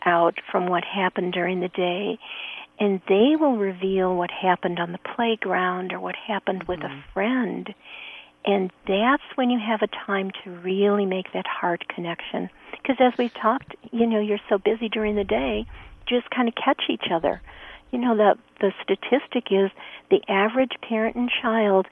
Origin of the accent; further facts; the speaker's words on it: Chicago, Illinois, United States; My dad was a pastor a mile north of the Loop, so I grew up as a street kid going to Chicago public schools.